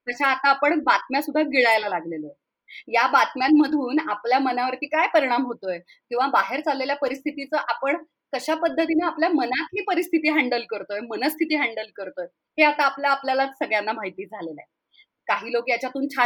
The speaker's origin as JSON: {"language": "Marathi", "town": "Pune", "region": "Maharashtra", "country": "India", "tie": "born or raised there", "said": "हो मी पुण्याचीच आहे"}